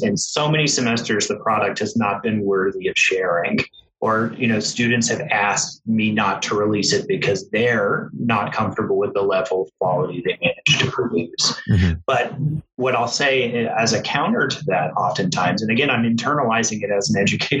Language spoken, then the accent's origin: English; Georgia, United States; I grew up in Georgia. People always tell me I don't really have a Southern accent.